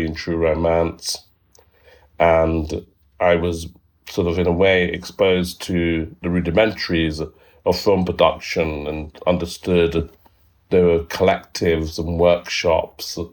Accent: London, United Kingdom; I was born in East London. And I grew up there

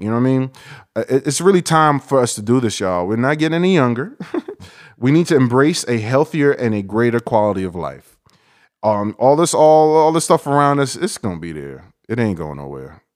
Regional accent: New York, United States; I'm from New York, and I have Haitian and Dominican in my blood

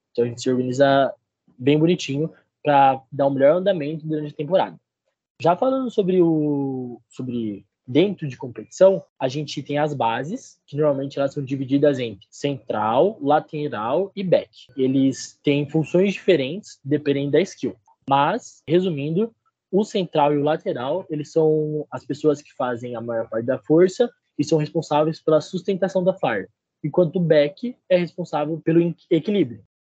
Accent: Registro, São Paulo, Brazil; now in Ponta Grossa, Brazil; eu tenho 22 anos, curso engenharia elétrica. Eu sou do interior de São Paulo, cidade de Registro.

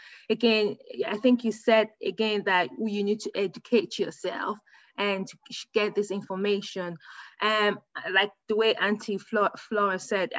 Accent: United Kingdom; I'm a British woman, so that makes me a higher grade compared to you, isn't it?

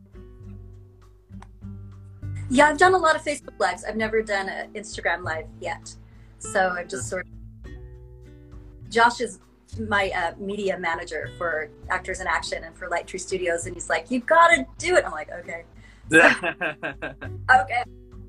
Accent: Utah, United States; moved away as an adult; also born or lived in Los Angeles; I grew up here in Utah, and I came back here

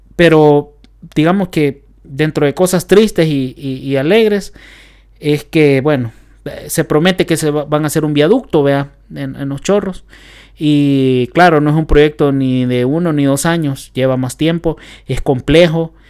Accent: El Salvador; nosotros como salvadoreños

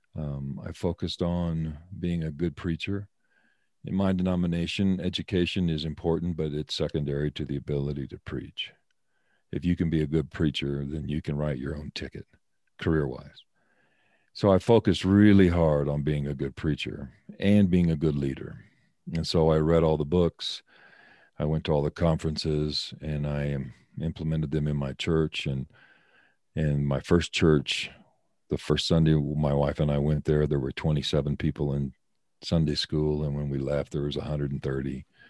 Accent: Colorado, United States; moved away as an adult; also born or lived in Oklahoma / Seattle, Washington; My wife and I are both born and raised in Colorado

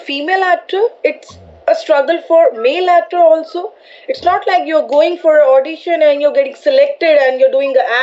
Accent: New Delhi, Delhi, India; moved away as an adult; now in Mumbai, India; I'm from Delhi, I'm from New Delhi. And now I'm in Mumbai. So Delhi is my birthplace and now Mumbai is my workplace too.

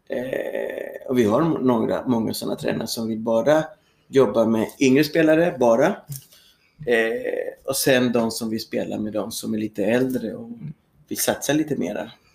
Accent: Santiago, Santiago Metropolitan Region, Chile; Swedish is a second language; moved away as an adult; also born or lived in Sweden; now in Södertälje, Sweden; Jag kommer från Chile, född i Santiago

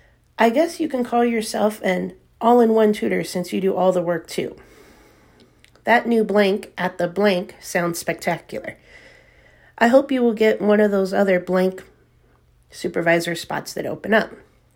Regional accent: the South, United States; I'm from the South.

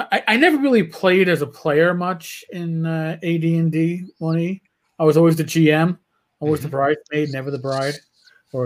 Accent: New York, United States; I grew up in New York

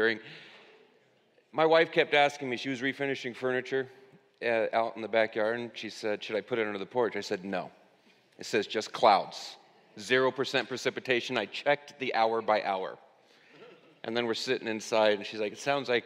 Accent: United States

